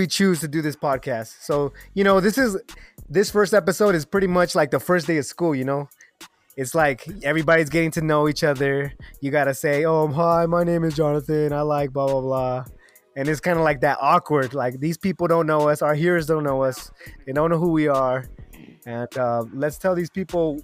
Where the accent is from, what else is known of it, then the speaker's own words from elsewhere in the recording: Reno, Nevada, United States; also born or lived in Mexico; I'm from Reno, Nevada, biggest little city in the world